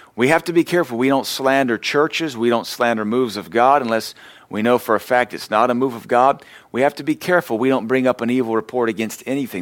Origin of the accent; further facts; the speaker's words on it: the American South, United States; we're Southerners